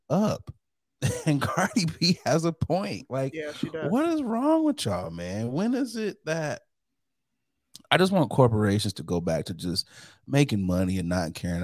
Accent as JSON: {"language": "English", "town": "Saginaw", "region": "Michigan", "country": "United States", "tie": "born or raised there", "said": "Everybody from my hometown, for the most part, we are winners"}